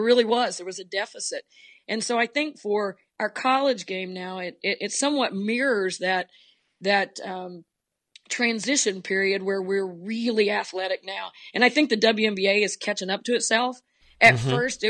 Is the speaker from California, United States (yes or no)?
no; Oklahoma, United States; I grew up in Oklahoma, was a holdout. We were one of the last states to move from 6-on-6 girls basketball to 5-on-5.